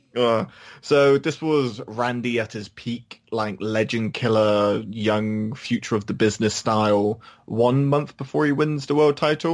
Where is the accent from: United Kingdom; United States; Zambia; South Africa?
United Kingdom; we're British